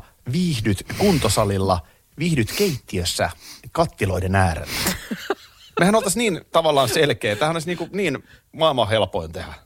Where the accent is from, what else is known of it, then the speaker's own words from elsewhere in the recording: Nurmijärvi, Uusimaa, Finland; also born or lived in Tampere / Korpilahti; Mä oon Tampereella syntynyt, Nurmijärvellä asunut, eli tavallaan mä oon maalaispoika